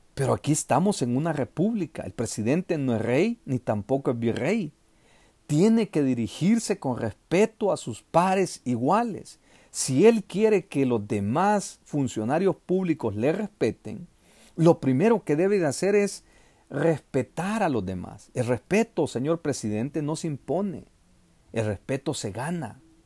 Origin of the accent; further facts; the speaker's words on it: El Salvador; los salvadoreños tenemos que presionar